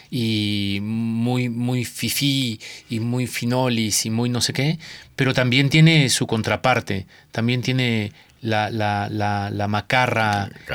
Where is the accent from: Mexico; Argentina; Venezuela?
Mexico; Pahuatlán, Puebla; Yo nací en la Sierra Norte, en una sierra muy eh, cerrada, que valga la, expresión muy intrincada de una, cordillera en la Sierra Madre Oriental, eh, en una cordillera. Eh, el pueblito se llama Paguatlán